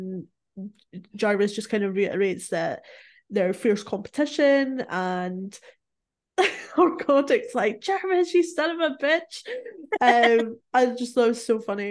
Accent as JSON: {"language": "English", "region": "Scotland", "country": "United Kingdom", "said": "I'm Scottish"}